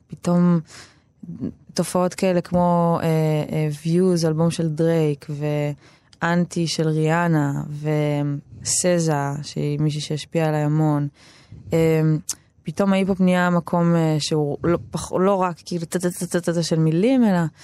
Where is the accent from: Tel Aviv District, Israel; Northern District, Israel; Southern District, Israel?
Tel Aviv District, Israel; Tel Aviv-Yafo; גדלתי ביפו